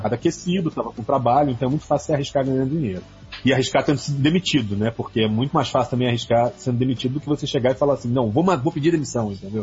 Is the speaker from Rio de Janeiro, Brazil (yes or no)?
yes; Rio de Janeiro, Brazil; eu sou do Rio